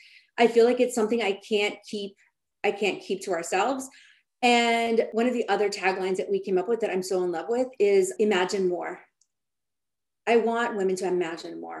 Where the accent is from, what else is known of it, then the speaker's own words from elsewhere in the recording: Austin, Texas, United States; moved away as an adult; now in California, United States; I'm from Austin, Texas, but when I moved to California